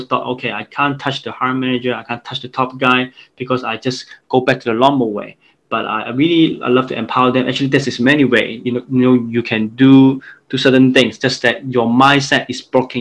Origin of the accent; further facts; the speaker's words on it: Hong Kong; I'm from Hong Kong